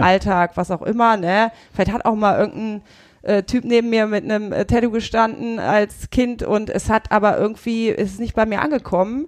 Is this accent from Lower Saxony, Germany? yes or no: yes; Burgdorf, Lower Saxony, Germany; also born or lived in Leipzig; ich bin aus Hannover, aus der Nähe, aus Burgdorf.